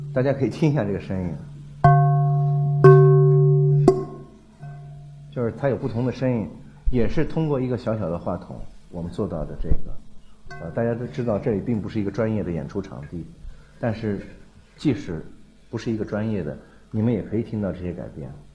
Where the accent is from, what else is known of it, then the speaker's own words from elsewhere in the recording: China; 我们中国人